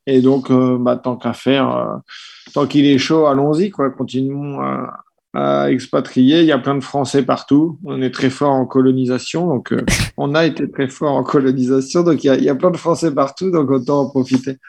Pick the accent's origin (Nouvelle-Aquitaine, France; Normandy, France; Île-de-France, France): Normandy, France; Caen; now in Paris, France; je suis de Caen, euh, je suis originaire de Caen, donc euh, ça fait un bout de temps que je suis sur Paris